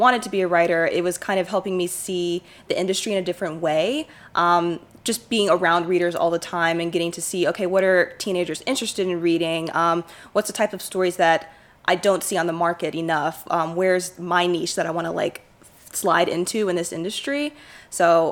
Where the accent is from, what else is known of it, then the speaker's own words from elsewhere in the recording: Shreveport, Louisiana, United States; my hometown